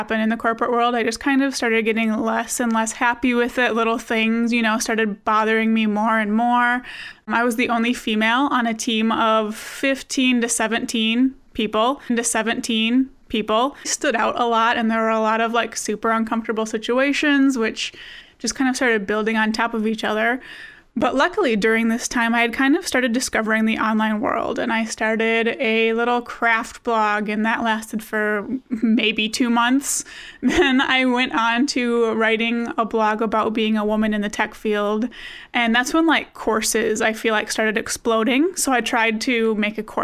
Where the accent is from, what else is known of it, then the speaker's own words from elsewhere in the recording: Wisconsin, United States; I'm from Wisconsin, which is freezing cold right now